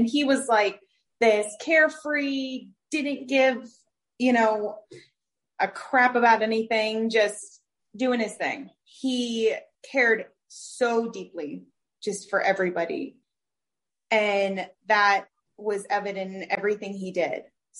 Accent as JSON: {"language": "English", "town": "Bradenton", "region": "Florida", "country": "United States", "tie": "born or raised there", "said": "We're from Bradenton, Florida."}